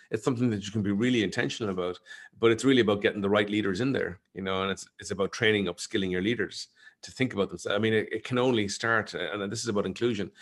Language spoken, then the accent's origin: English; Ireland; as an Irish person